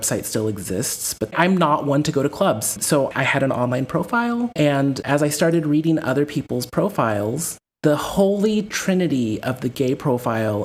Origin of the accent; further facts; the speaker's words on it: Corpus Christi, Texas, United States; moved away as an adult; also born or lived in Philadelphia; now in Netherlands; I'm Texan